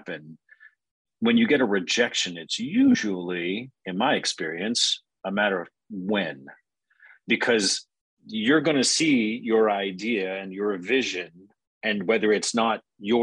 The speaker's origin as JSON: {"language": "English", "region": "Alaska", "country": "United States", "tie": "born or raised there", "said": "I grew up in Alaska, kind of log cabin in the woods, middle of nowhere sort of situation"}